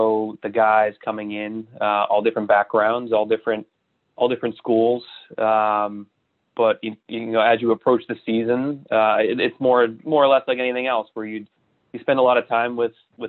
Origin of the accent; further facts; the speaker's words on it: Boston, Massachusetts, United States; I grew up in Boston